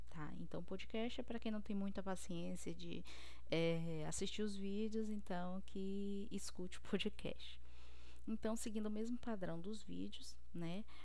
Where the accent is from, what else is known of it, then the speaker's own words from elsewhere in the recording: Cruz das Almas, Bahia, Brazil; now in Fortaleza, Brazil; eu sou bióloga, eu sou baiana de Cruz das Almas. Atualmente eu estou morando no Ceará, em Fortaleza, porque eu estou fazendo doutorado aqui.